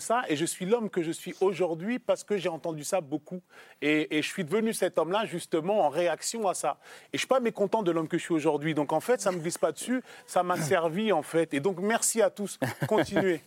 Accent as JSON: {"language": "French", "country": "France", "said": "oui, nous sommes des Français."}